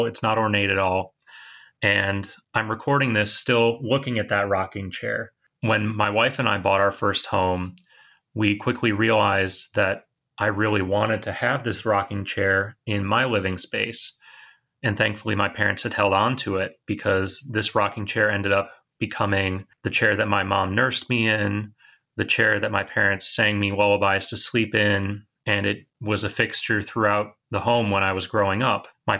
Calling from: Michigan, United States; I'm calling from Michigan.

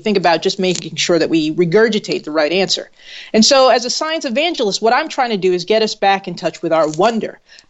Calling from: New Haven, Connecticut, United States; I'm in New Haven, Connecticut.

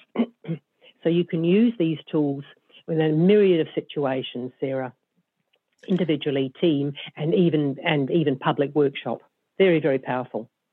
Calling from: Auckland, New Zealand; I'm phoning in from Auckland, New Zealand, and uh, my business is based uh, in Auckland.

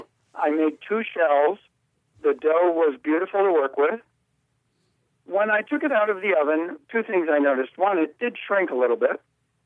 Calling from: Prescott, Arizona, United States; Prescott, Arizona.

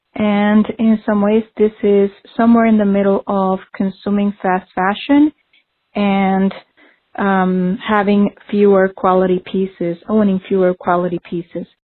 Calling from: Stamford, Connecticut, United States; I'm calling from Stamford, Connecticut

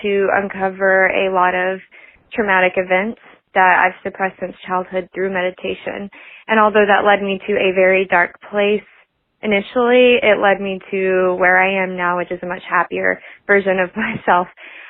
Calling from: Atlanta, Georgia, United States; I'm calling from Atlanta, Georgia.

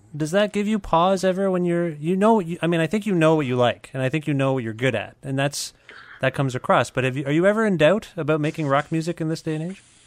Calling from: Guelph, Ontario, Canada; I'm calling you from Guelph, Ontario

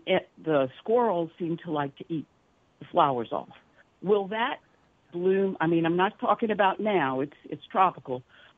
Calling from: Mandeville, Louisiana, United States; in Mandeville.

